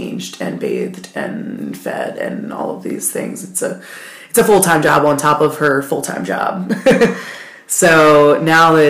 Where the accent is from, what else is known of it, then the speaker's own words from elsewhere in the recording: Baltimore, Maryland, United States; moved away as an adult; now in Asheville, United States; I'm originally from Baltimore City. I grew up there